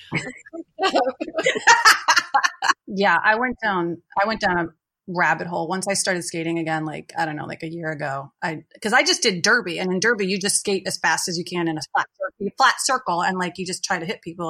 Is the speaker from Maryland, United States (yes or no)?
yes; Maryland, United States; born or raised there; now in Baltimore, United States